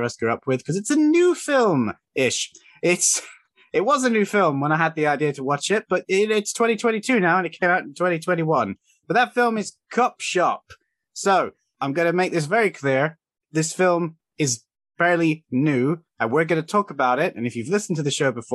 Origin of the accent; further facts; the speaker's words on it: Cornwall, South West England, United Kingdom; accent: Cornish; Specifically, I'm from Cornwall, and I suspect the Cornish accent is mixing with the British accent